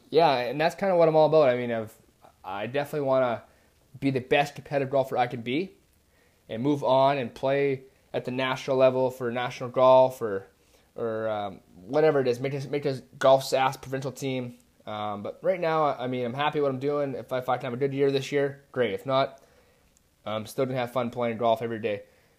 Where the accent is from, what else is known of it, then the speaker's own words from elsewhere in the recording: Regina, Saskatchewan, Canada; I'm from Regina.